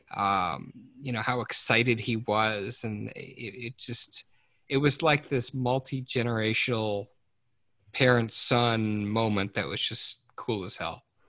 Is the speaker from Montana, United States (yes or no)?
no; Detroit, Michigan, United States; I grew up in in Detroit Michigan